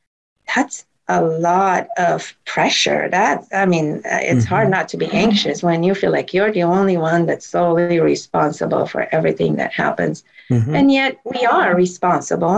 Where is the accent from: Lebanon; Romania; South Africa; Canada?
Romania; moved away; I grew up in Romania where we used plant medicine for most ailments